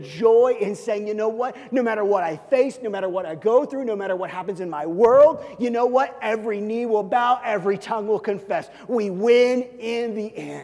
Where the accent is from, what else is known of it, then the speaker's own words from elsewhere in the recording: Kansas City, Missouri, United States; when I grew up in Kansas City as a kid